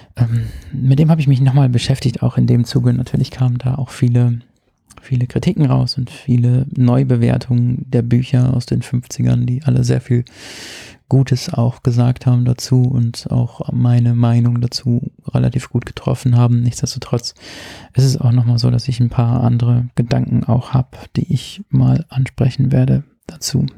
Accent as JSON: {"language": "German", "region": "Rhineland-Palatinate", "country": "Germany", "tie": "born or raised there", "moved": "yes", "said": "meiner Heimat in der Pfalz"}